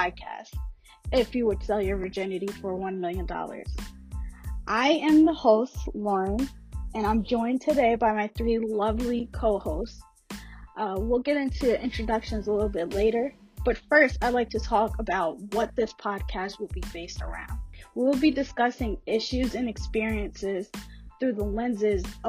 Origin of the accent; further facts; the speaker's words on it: New York, United States; also born or lived in Long Island; we're both from New York